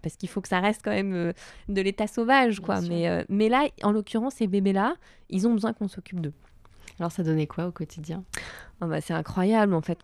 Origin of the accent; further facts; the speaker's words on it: Var, Provence-Alpes-Côte d'Azur, France; moved away as an adult; also born or lived in Paris; now in Marseille, France; j'ai grandi dans le Var